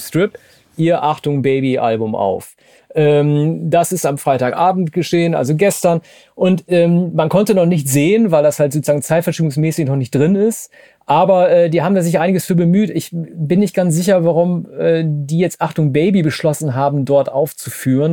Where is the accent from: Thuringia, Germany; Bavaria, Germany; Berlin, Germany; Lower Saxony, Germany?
Lower Saxony, Germany; Oldenburg, Wilhelmshaven; ich komme ja aus Norddeutschland, Oldenburg, Wilhelmshaven, die Ecke